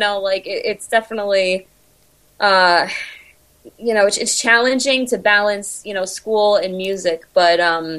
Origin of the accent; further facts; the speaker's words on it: New York, United States; I was born in New York. So I was originally from New York